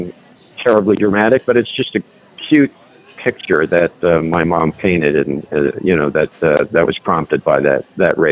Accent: New Jersey, United States; moved away; I grew up in New Jersey. My mom is still out there

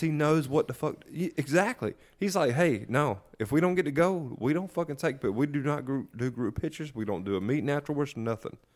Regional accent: about thirty miles east of Raleigh, North Carolina, United States; accent: southern; We're about thirty miles east of Raleigh

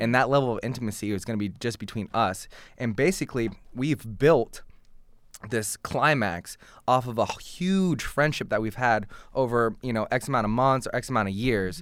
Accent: Portland, Oregon, United States; now in Massachusetts, United States; I was born and raised in Portland, Oregon

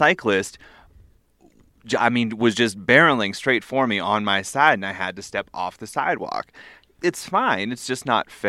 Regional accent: New Hampshire, United States; Where I grew up in New Hampshire

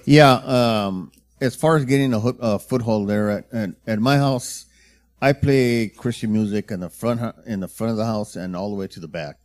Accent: Delano, California, United States; When I grew up in Delano, we had a lot of people

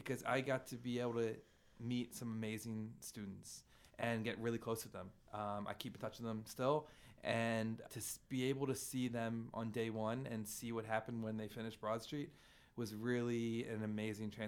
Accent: Philadelphia, Pennsylvania, United States; I'm from Philly my whole life

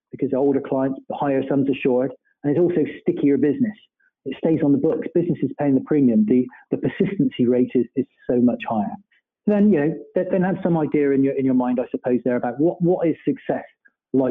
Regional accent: Bristol, South West England, United Kingdom; accent: Bristolian; my Bristolian accent

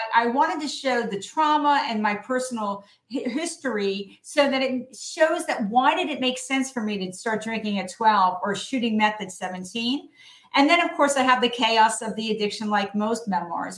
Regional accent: New Jersey, United States; When I graduated from my New Jersey high school in 1979

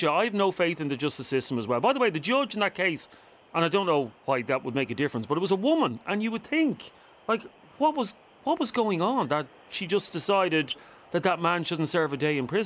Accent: Galway, Connacht, Ireland; I'm from Galway.

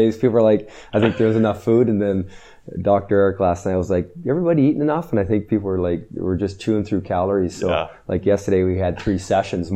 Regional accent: Sudbury, Ontario, Canada; moved away as an adult; I grew up in Northern Ontario in Sudbury

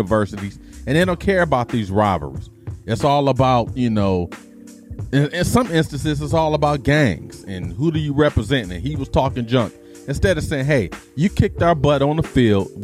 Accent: Detroit, Michigan, United States; moved away; I grew up in Detroit

